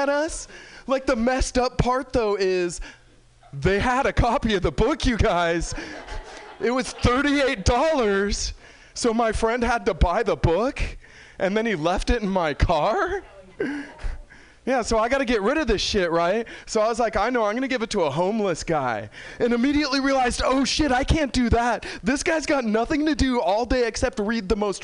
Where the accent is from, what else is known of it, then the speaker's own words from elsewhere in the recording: San Francisco, California, United States; I'm from San Francisco